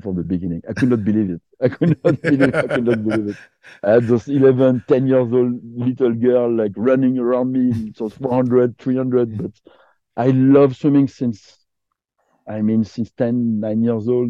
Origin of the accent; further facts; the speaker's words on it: Côte d’Ivoire; English is a second language; also born or lived in Quebec; now in Canada; I was born in Ivory Coast. My mother is French. My dad is from Africa, was from Africa because he passed away last year. But I grew up in Ivory Coast.